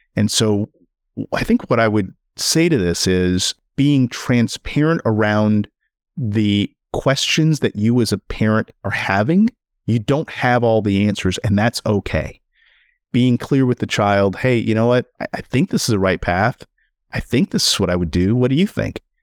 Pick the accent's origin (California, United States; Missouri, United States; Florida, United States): Missouri, United States; St. Louis; as an African-American male growing up in Saint Louis, actually in, just outside of Ferguson